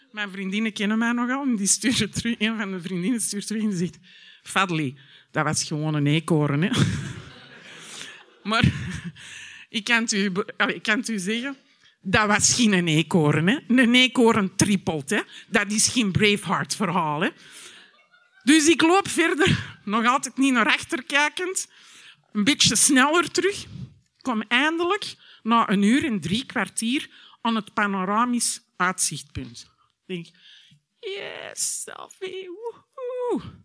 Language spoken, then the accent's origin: Dutch; Antwerp, Flanders, Belgium; moved away as an adult; also born or lived in Miami; now in Knokke, Belgium; Ik ben geboren en getogen in Antwerpen